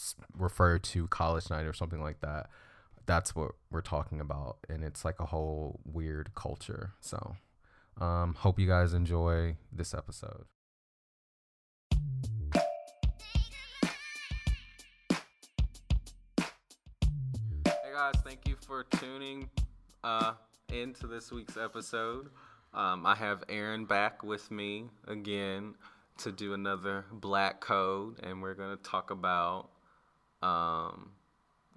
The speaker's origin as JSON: {"language": "English", "town": "Bradenton", "region": "Florida", "country": "United States", "tie": "born or raised there", "said": "I grew up in Florida, Bradenton, Florida"}